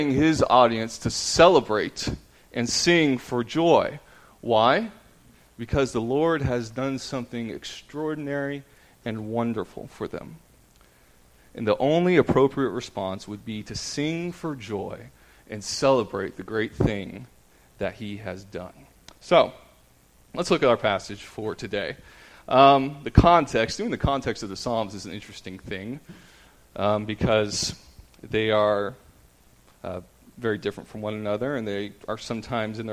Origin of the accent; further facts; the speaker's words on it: Tampa, Florida, United States; moved away; I'm from Tampa, Florida. I grew up as a fan of the Tampa Bay Buccaneers